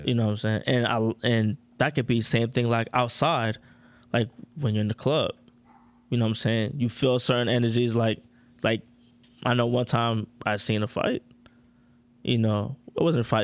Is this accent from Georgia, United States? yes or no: no; Orlando, Florida, United States; I'm from Orlando